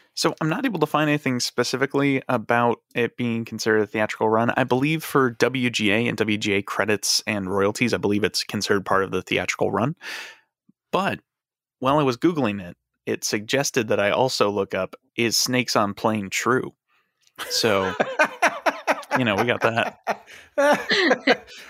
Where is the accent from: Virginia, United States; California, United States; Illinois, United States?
Illinois, United States; Chicago; I grew up in Chicago, and I've never lived anywhere else.